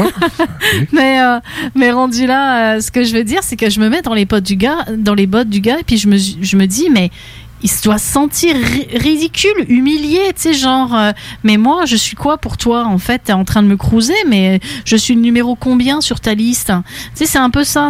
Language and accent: French; France; now in Quebec, Canada; ça fait longtemps que j'ai quitté la France